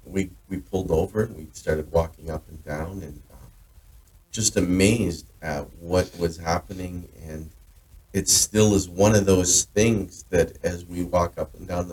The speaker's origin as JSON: {"language": "English", "area": "Northeast Kingdom", "region": "Vermont", "country": "United States", "also_born_or_lived": "Burlington, Vermont", "lives_now": "Jericho, United States", "said": "before I was a resident of Jericho, I'd been in Burlington, I'm from the Northeast Kingdom"}